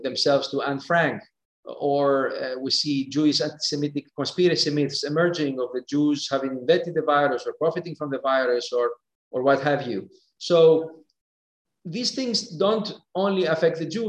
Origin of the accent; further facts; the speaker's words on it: Thessaloniki, Central Macedonia, Greece; first language Greek; English is a second language; moved away as an adult; now in Geneva, Switzerland; growing up in Thessaloniki